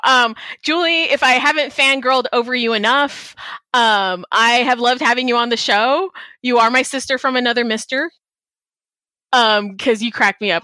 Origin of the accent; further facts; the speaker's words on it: Texas, United States; also born or lived in Chicago, Illinois; my family is from Chicago. I was born there. I grew up in Texas